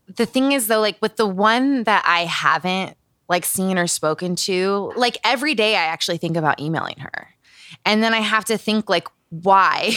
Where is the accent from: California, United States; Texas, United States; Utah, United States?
Utah, United States; Growing up in Utah.